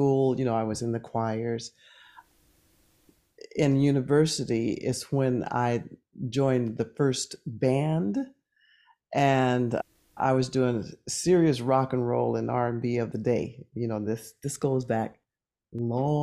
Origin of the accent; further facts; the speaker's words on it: Oakland, California, United States; growing up in Oakland